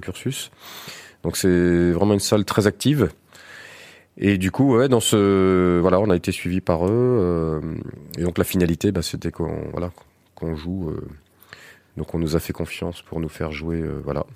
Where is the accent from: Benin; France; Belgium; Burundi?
France; Alençon, Normandy; moi je suis d'Alençon